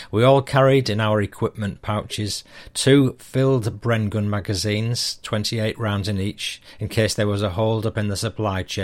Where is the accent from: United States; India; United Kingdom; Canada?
United Kingdom; Yorkshire and the Humber; I say British because although I'm a Yorkshireman